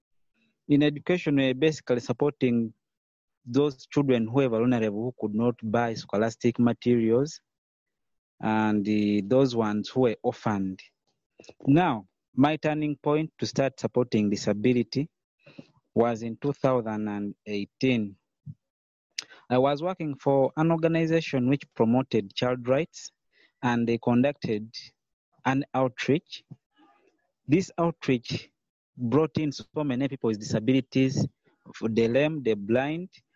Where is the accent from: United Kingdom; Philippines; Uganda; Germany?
Uganda; I'm from Uganda. So I'm a Ugandan by nationality.